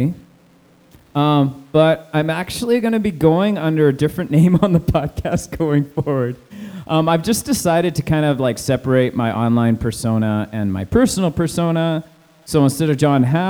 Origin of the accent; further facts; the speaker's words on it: Canada; I like being Canadian-centric